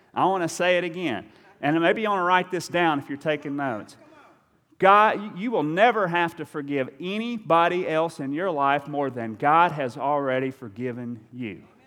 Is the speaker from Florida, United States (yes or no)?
no; Eastern Kentucky, United States; I'm from Eastern Kentucky